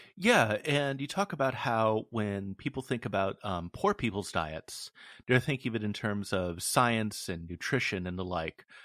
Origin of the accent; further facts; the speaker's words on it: West Coast, United States; I'm from the West Coast